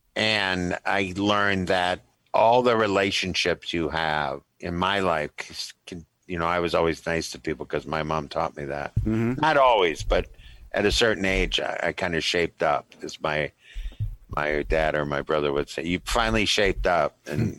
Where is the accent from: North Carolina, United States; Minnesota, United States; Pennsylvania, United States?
Minnesota, United States; as a Minnesotan as I am, a very Midwesterner